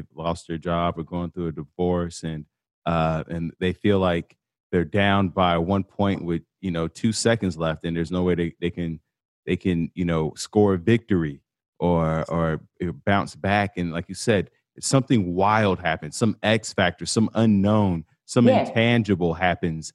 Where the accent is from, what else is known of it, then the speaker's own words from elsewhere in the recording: Chicago, Illinois, United States; moved away; I'm from Chicago, and I go there, and every time I go back